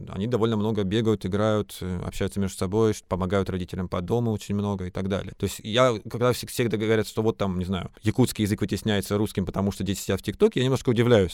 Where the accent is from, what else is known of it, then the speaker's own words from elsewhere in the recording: Krasnoyarsk Krai, Russia; now in Moscow, Russia; Я сам вырос в горах в Красноярском крае